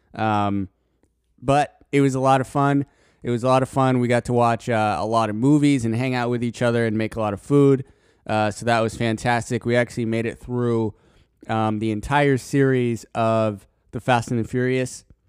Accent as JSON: {"language": "English", "region": "Colorado", "country": "United States", "said": "I'm from Colorado"}